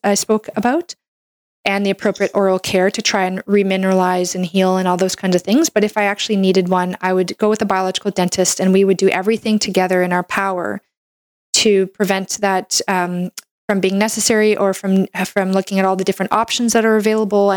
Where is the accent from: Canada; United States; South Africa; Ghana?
Canada; I'm a Canadian medical doctor